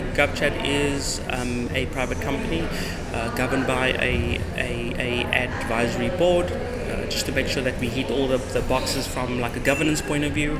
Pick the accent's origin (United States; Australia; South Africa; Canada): South Africa; Cape Town, Western Cape; I'm from Cape Town.